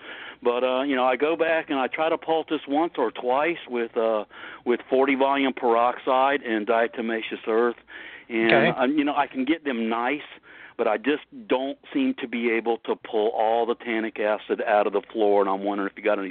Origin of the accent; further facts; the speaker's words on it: Florida, United States; I'm up in from the Keys, but I'm up in the north central Florida area.